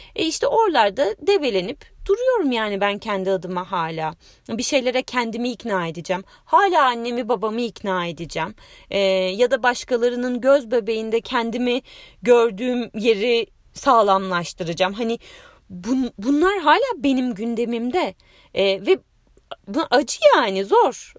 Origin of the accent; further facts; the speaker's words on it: Bursa, Turkey; moved away as an adult; also born or lived in Istanbul; Bursalıyım. Ee, o zamana kadar da Bursa'da yaşadım, üniversiteye kadar.